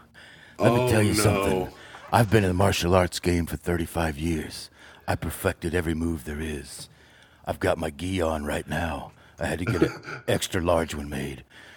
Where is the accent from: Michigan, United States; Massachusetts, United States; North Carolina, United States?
Michigan, United States; Detroit; born there; I was born in Detroit